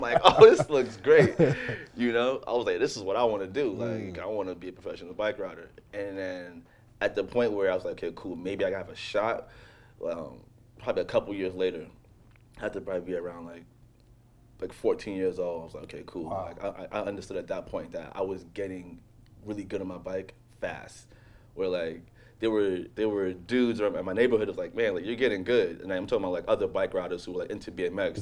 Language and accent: English; New York City, New York, United States; growing up in Jamaica, Queens, and, and Laurelton, predominantly black neighborhood